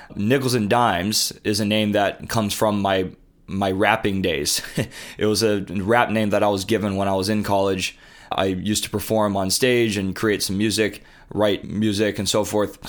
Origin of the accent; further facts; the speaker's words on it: Honolulu, Hawaii, United States; moved away as an adult; also born or lived in Coronado, California / Santa Clara, California / Boston, Massachusetts; I moved to Honolulu, Hawaii when I was a toddler and grew up there all throughout high school